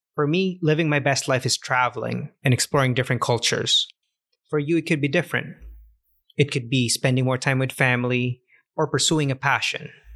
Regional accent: Canada; moved away; also born or lived in Cartagena, Colombia; As a Canadian

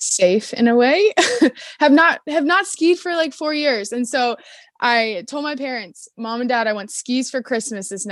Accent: Cleveland, Ohio, United States; I am from Cleveland, Ohio.

